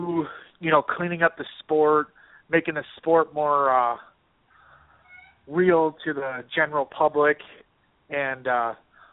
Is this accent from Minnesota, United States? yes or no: yes; Minnesota, United States; now in Boston, United States; I'm from Minnesota